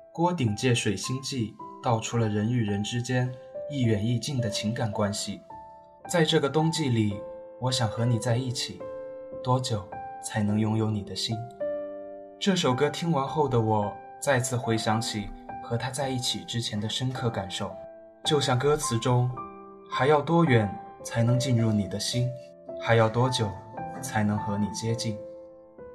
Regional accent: southern China, China; 作为一个南方人

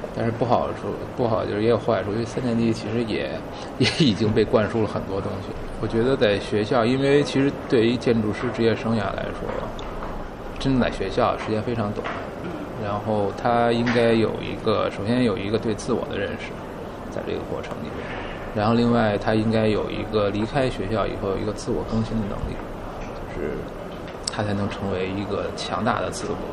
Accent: Beijing, China; 我小时候在北京长大，四合院儿

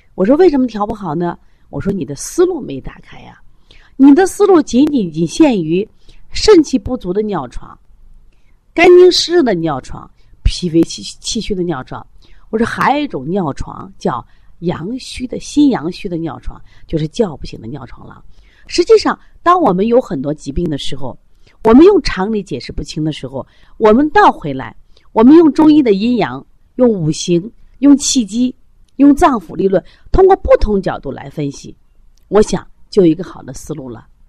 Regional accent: China; 我们作为中国人

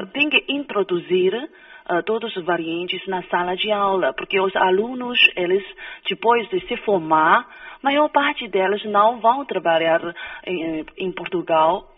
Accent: Brazil; accent: Brazilian; Portuguese is a second language; now in China; o meu sotaque brasileiro

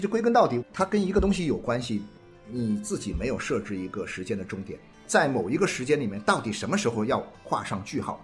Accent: Guangdong, China; 我们广东话叫没搞电

